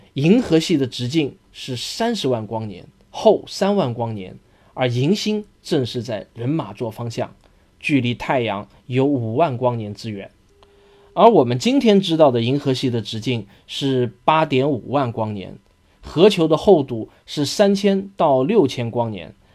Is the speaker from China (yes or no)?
yes; China; 我们中国人